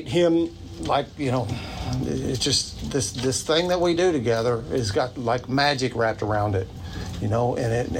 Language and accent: English; New Albany, Indiana, United States; I'm from New Albany